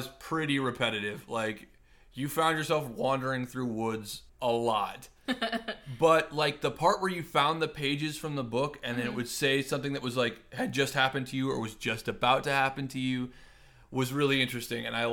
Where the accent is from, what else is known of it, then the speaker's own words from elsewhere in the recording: Nebraska, United States; I grew up in Nebraska